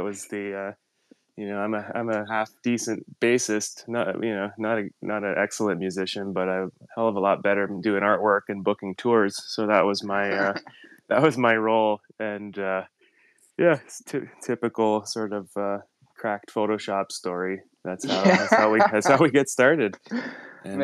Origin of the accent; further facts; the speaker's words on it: Sudbury, Ontario, Canada; now in Los Angeles, United States; It's 10 a.m. right now. I'm on the East Coast. I'm in my hometown of Sudbury, Ontario, Canada